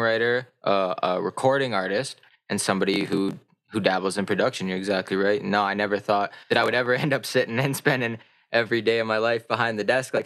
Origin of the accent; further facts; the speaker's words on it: Calgary, Alberta, Canada; also born or lived in Whitehorse, Yukon / High River, Alberta; I've been in Calgary since like eight years old or 7 years old